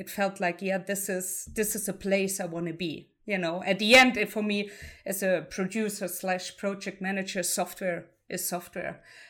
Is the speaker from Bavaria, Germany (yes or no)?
no; Heidelberg, Baden-Württemberg, Germany; English is a second language; also born or lived in Dresden; So I was born and raised in Heidelberg, also another beautiful city everyone should visit if they have the chance to. I moved to Dresden to study computer science